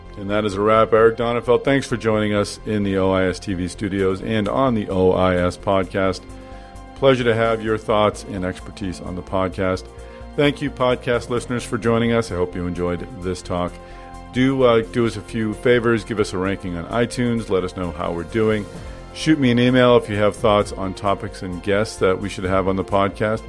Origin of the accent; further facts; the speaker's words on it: Boston, Massachusetts, United States; my hometown, Boston, Massachusetts